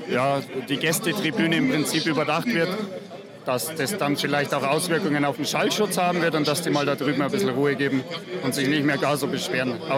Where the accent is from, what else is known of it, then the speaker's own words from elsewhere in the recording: Kassel, Hesse, Germany; Ich komme eigentlich aus Kassel, aber auch für mich ist die Westkurve hier die Heimat.